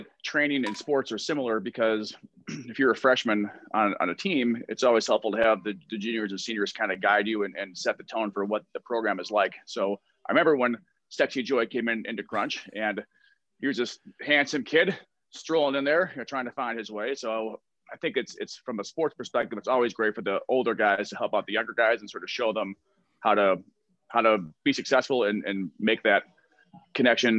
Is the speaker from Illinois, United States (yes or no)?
yes; Downers Grove, Illinois, United States; I grew up in Downers Grove. I went to Downers Grove South.